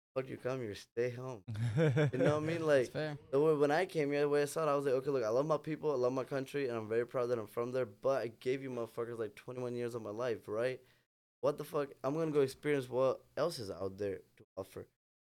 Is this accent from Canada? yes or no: no; Pakistan; English is a second language; moved away as an adult; also born or lived in Chicago, United States; now in Houston, United States; So I've moved back to Pakistan, and then I kind of grew up there, so I ended up having dual citizenship.